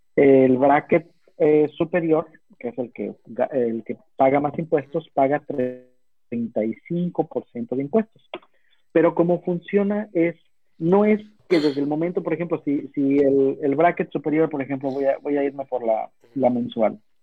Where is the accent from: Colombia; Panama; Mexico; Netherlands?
Mexico; now in United States; como mexicano